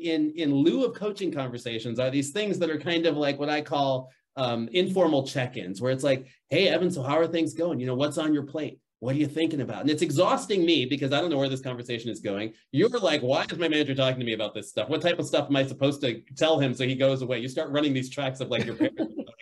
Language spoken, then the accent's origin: English; Chicago, Illinois, United States; I grew up in Chicago